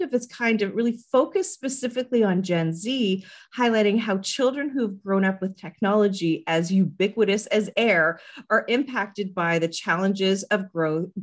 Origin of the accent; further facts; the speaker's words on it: Canada; as a Canadian